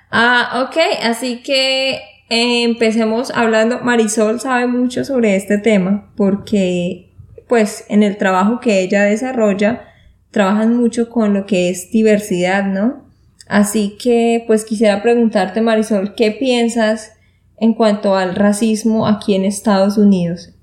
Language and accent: Spanish; Santander, Colombia; now in Austin, United States; de Santander, Colombia